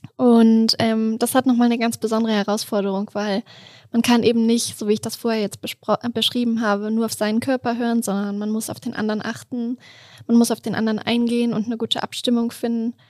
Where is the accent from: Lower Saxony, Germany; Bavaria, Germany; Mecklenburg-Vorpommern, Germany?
Lower Saxony, Germany; Duderstadt; also born or lived in Hannover; now in Innsbruck, Austria; Ich komme ursprünglich aus Duderstadt